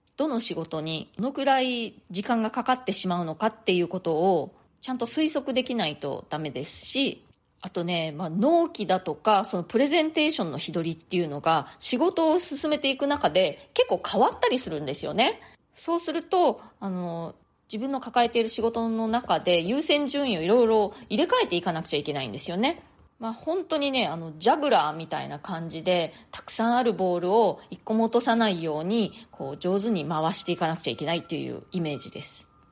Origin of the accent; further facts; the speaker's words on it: Japan; moved away as an adult; now in New York, United States; 私は日本で生まれ育ったんですけれども大人になってからの生活のほとんどをもうアメリカ、まあ、ニューヨークで過ごしているんですね